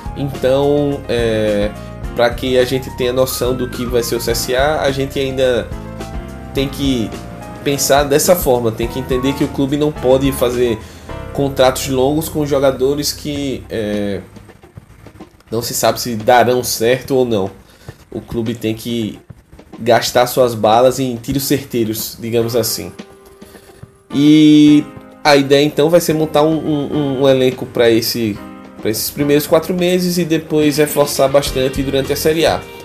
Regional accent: Maceió, Alagoas, Brazil; esse ser de Maceió

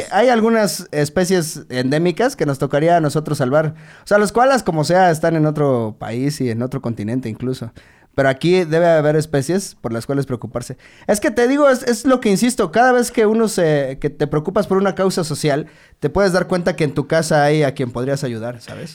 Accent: Mexico

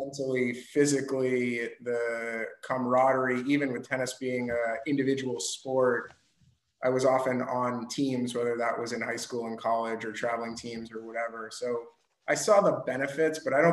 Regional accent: Boston, Massachusetts, United States; I grew up in the Boston area

